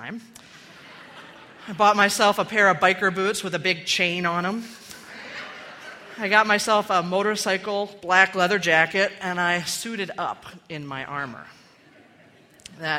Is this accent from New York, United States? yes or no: no; Maryland, United States; moved away as an adult; I had left my hometown in Maryland a few months before to go to college